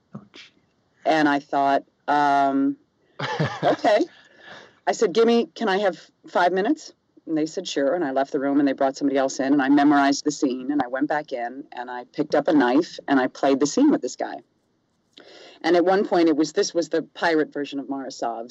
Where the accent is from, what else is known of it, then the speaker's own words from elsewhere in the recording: the South, United States; also born or lived in New York / Los Angeles; now in Seattle, United States; I'm from the South originally